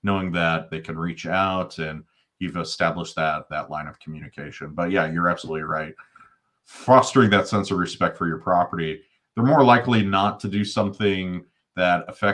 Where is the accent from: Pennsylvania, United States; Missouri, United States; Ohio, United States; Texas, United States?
Missouri, United States; St. Louis; now in Kansas City, United States; I'm originally from St. Louis, but I don't claim St. Louis. I claim Kansas City